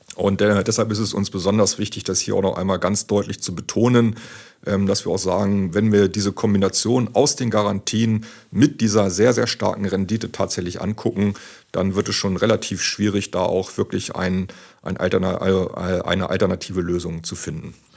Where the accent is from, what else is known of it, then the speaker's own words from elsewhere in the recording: near Hanover, Lower Saxony, Germany; ich komme ja auch aus der Nähe von Hannover